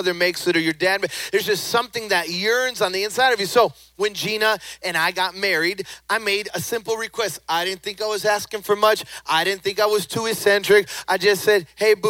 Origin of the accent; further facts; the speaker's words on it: Chicago, Illinois, United States; moved away; also born or lived in the South; I was born and raised in Chicago. Then I moved, White Sox. And then I moved to the South